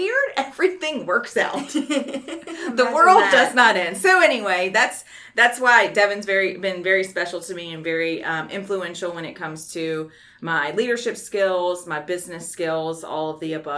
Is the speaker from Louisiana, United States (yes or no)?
yes; Baton Rouge, Louisiana, United States; being born and raised in Baton Rouge